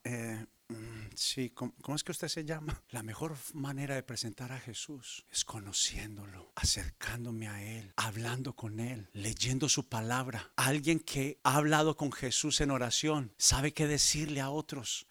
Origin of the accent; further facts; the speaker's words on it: Colombia; En mi país, Colombia, las iglesias están creciendo